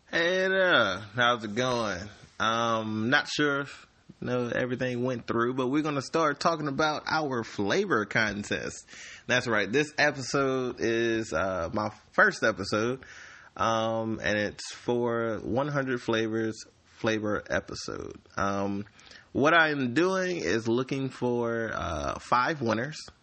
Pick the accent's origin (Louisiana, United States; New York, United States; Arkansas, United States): Louisiana, United States; Slidell; I am from Slidell, Louisiana.